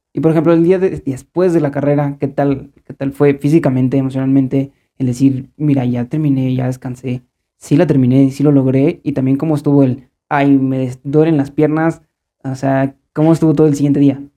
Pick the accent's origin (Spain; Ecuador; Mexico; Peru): Mexico; como buen mexicano